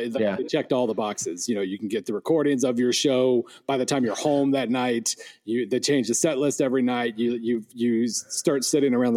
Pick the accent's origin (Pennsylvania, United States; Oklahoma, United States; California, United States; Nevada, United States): Oklahoma, United States; Western; I grew up in Western Oklahoma